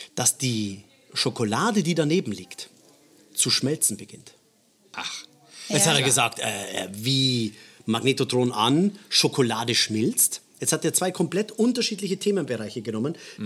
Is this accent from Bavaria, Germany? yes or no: yes; Bavaria, Germany; bei uns in Bayern